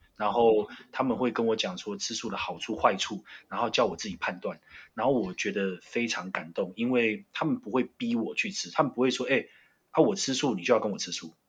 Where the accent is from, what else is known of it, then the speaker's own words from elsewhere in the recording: Taiwan; 我们是台湾人